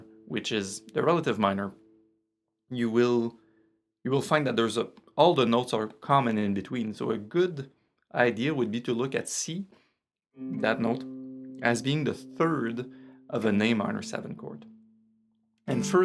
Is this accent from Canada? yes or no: yes; Canada; accent: French Canadian; my French Canadian accent